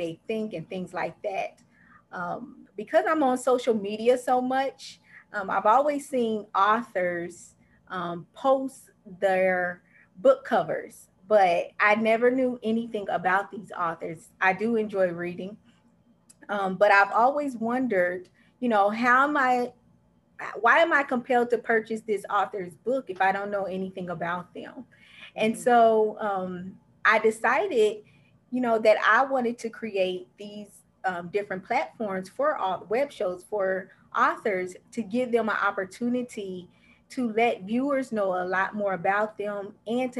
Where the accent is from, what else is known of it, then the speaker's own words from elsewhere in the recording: Dayton, Ohio, United States; now in Orlando, United States; I'm actually from Dayton, Ohio, and I currently reside in Orlando, Florida